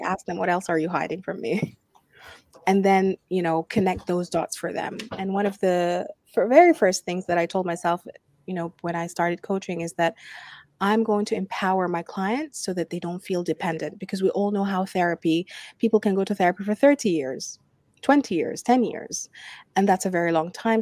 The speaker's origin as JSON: {"language": "English", "country": "Sudan", "moved": "yes", "lives_now": "Abu Dhabi, United Arab Emirates", "said": "I'm from Sudan, I'm an expat living uh, in Abu Dhabi"}